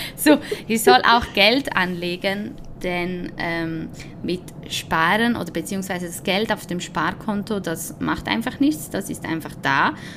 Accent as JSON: {"language": "German", "country": "Switzerland", "tie": "born or raised there", "said": "ich bin zwar Spanierin und Italienerin, aber ich bin in der Schweiz geboren"}